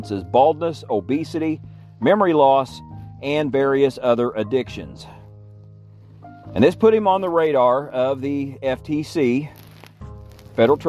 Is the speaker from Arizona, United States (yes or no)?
no; Illinois, United States; my home state of Illinois